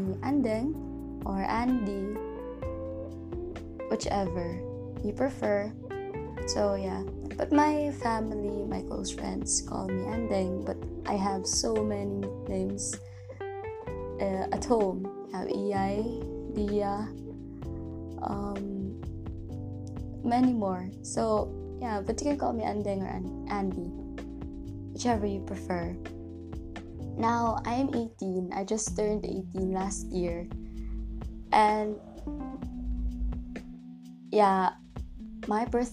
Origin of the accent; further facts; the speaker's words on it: Toledo, Central Visayas, Philippines; also born or lived in Carcar City, Cebu; I'm not from Cebu City, but I'm from Cebu. So I'm from the city called Toledo.